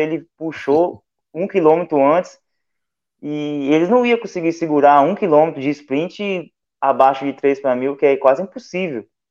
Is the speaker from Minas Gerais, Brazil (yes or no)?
yes; Porto Firme, Minas Gerais, Brazil; Eu sou de Porto Firme